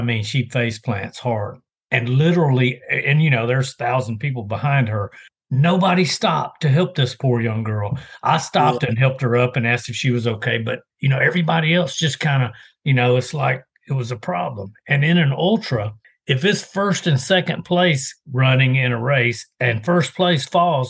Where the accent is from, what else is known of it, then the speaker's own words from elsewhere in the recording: Greenville, Mississippi, United States; moved away; I'm originally from Mississippi. That's where I grew up.